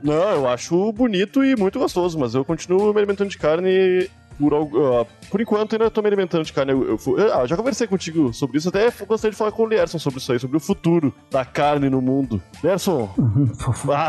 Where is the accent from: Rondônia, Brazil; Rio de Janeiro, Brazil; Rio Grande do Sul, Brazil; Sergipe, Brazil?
Rio Grande do Sul, Brazil; Porto Alegre; moved away; also born or lived in São Paulo; sou gaúcho de Porto Alegre